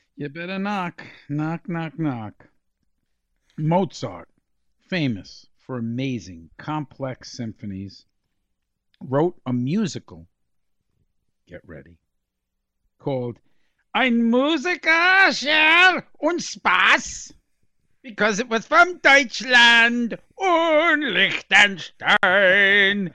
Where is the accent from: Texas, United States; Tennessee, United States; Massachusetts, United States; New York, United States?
New York, United States; I'm from New York